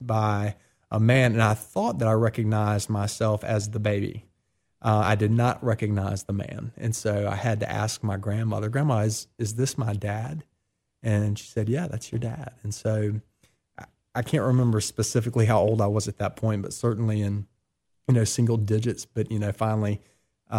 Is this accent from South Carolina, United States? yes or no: yes; Columbia, South Carolina, United States; now in Oxford, Mississippi, United States; I was born in Columbia, South Carolina, 40 years ago now